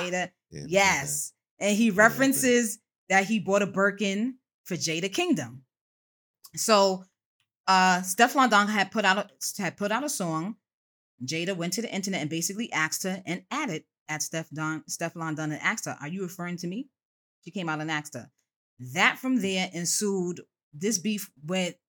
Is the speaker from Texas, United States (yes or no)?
no; New York City, New York, United States; I represent all things Bronx. It's your girl …. I hail from Co-op City, Section Five